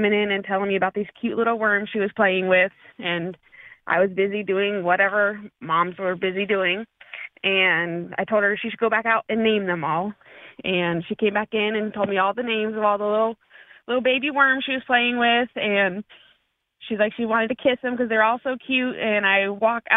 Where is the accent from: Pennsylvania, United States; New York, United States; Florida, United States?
Florida, United States; moved away; I grew up in Florida